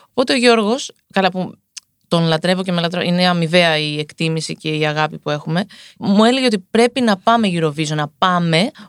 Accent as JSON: {"language": "Greek", "country": "Greece", "said": "Είμαι Ελληνίδα."}